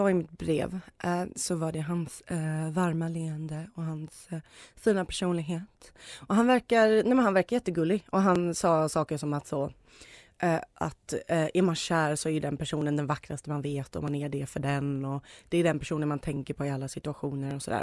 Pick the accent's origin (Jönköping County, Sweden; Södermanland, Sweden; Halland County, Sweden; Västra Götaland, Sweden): Västra Götaland, Sweden; Gothenburg; Men som göteborgare var jag faktiskt tvungen.